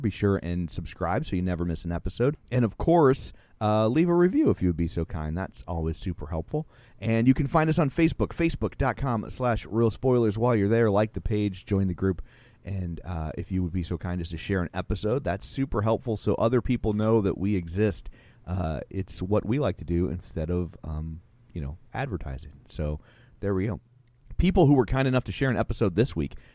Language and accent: English; United States; as an American